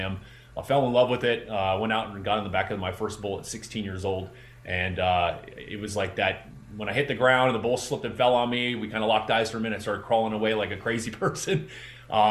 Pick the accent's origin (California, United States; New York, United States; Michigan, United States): California, United States; Southern; I got fortunate enough to be able to be trained by the California Angels pitching staff because I'm from Southern California.